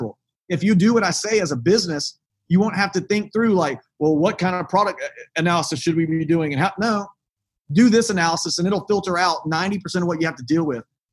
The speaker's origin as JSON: {"language": "English", "region": "the South", "country": "United States", "tie": "born or raised there", "said": "I grew up in the South"}